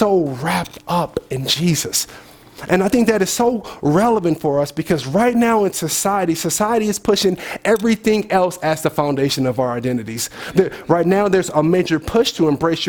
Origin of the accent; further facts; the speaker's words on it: Oakland, California, United States; Oakland's finest